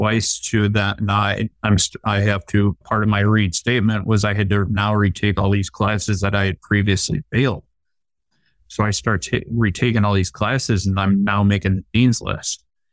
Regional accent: Cleveland, Ohio, United States; my hometown Cleveland

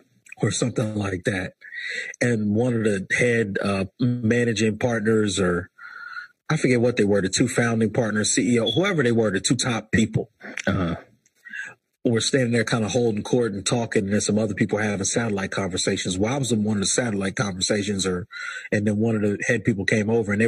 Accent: Chester, Pennsylvania, United States; I'm from Chester, Pennsylvania

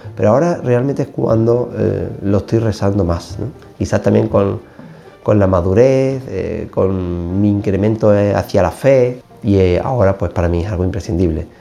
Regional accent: Seville, Andalusia, Spain; soy natural de Sevilla

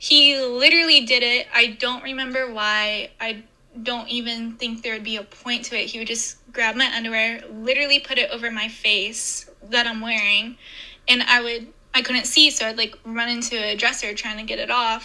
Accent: Ohio, United States; also born or lived in Indiana; I grew up in Ohio and partially Indiana as well

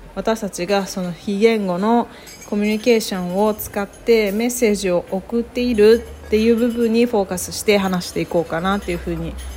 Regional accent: Japan; moved away; 私たち日本人

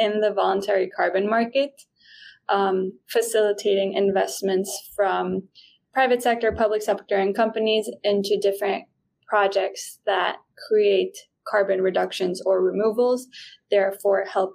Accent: Guatemala; first language Spanish; English is a second language; moved away; I'm originally from Guatemala

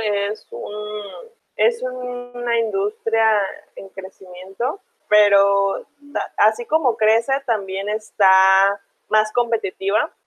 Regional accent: Manzanillo, Colima, Mexico; yo soy de Manzanillo

